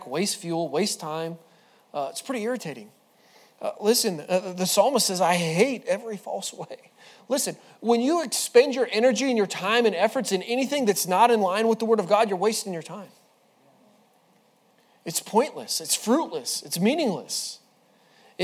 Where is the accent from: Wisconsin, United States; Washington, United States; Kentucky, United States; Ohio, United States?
Washington, United States; moved away; I'm from Washington